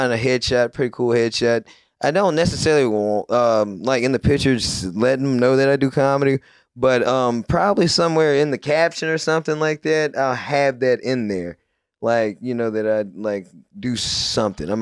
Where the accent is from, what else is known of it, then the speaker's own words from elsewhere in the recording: Little Rock, Arkansas, United States; I'm from Little Rock